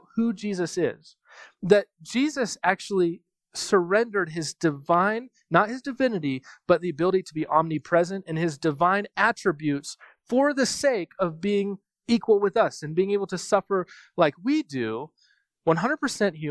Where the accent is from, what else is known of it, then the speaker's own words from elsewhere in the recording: United States; I'm from America